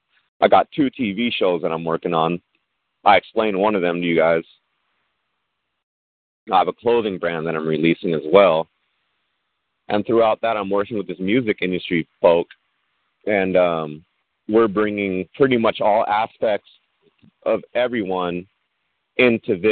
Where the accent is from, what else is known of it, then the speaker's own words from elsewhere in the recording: Long Beach, California, United States; I grew up in Long Beach.